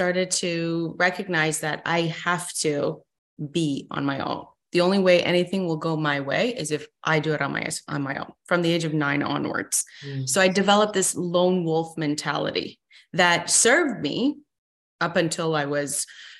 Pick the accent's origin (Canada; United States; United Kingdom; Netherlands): Canada; also born or lived in Iran; born and raised in Iran, Middle East, mm-hmm. moved to Canada when I was 7